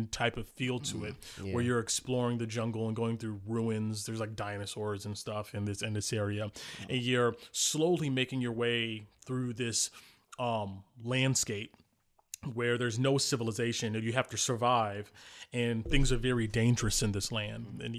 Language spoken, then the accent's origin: English; New Jersey, United States; I got into it because growing up, I grew up in New Jersey, inner city, you know, a latchkey kid.